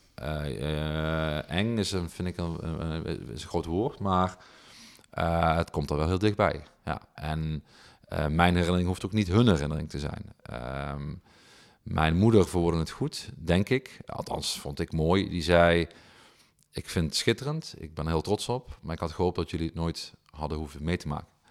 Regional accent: Heerlen, Limburg, Netherlands; ik kwam uit Zeswegen, dus totaal andere, totaal andere sociaal-economische achtergronden

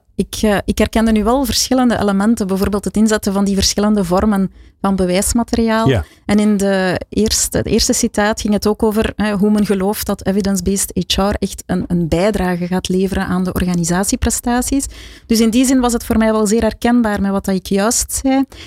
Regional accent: Flanders, Belgium; ik een bescheiden Vlaming ben

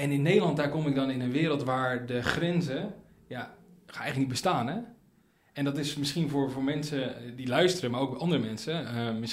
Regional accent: Tanzania; born there; Van, van jongens af ik ben geboren in Tanzania.

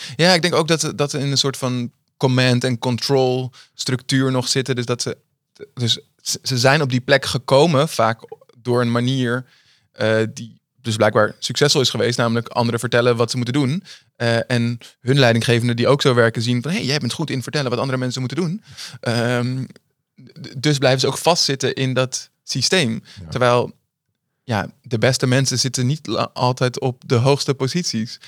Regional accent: Amsterdam, North Holland, Netherlands; ik ben in Amsterdam opgegroeid

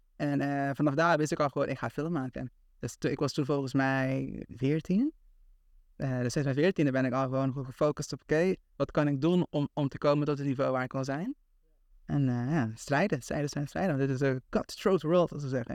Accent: Aruba; moved away as an adult; also born or lived in Tilburg, Netherlands; now in Amsterdam, Netherlands; ik heb gewoond op Aruba, voor 17 jaar

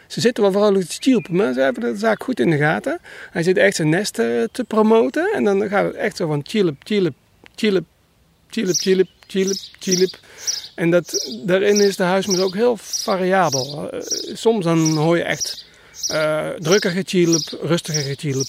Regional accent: North Brabant, Netherlands; ik kom uit Brabant

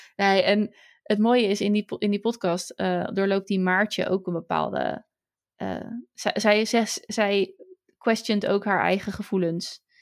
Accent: Netherlands; wij eh, als Nederlanders

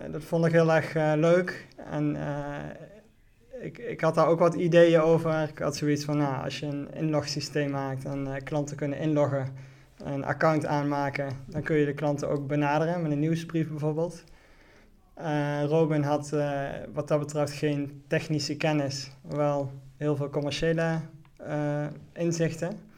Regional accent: Venray, Limburg, Netherlands; Ik ben, eh, ik ben 38 jaar. Ik eh, ben geboren en opgegroeid in Venray.

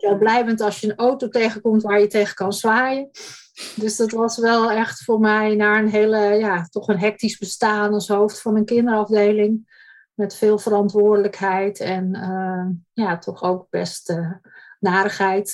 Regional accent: Bussum, North Holland, Netherlands; Ik ben geboren en getogen in het Gooi, in Bussum

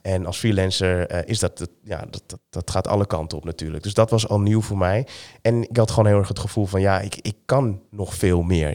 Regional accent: Amsterdam, North Holland, Netherlands; ik ben geboren in Amsterdam

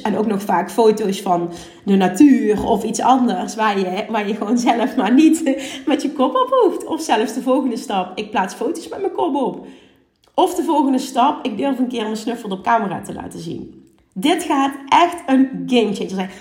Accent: Limburg, Netherlands; accent: Limburgs; Ik ben een huppelkutje uit Limburg

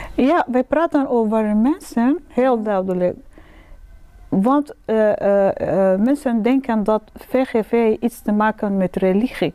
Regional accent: Sudan; Dutch is a second language; now in Netherlands; ik ben eigenlijk uit Sudan

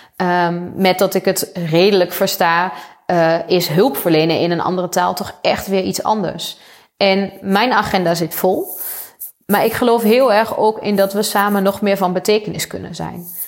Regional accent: Achterhoek, Gelderland, Netherlands; ik kom zelf uit de Achterhoek. Ik ben opgegroeid op een boerderij

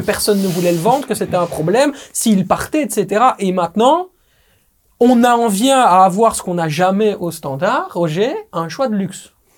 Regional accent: Belgium; je suis belge

